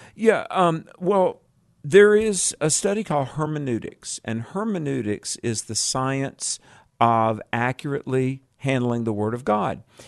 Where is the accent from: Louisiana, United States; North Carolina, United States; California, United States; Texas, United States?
North Carolina, United States; moved away; also born or lived in Colorado; my home state is North Carolina